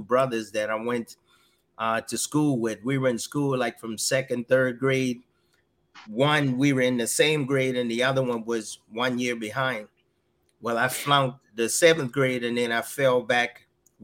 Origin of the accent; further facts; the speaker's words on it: Georgetown, South Carolina, United States; moved away as an adult; I grew up in South Carolina, Georgetown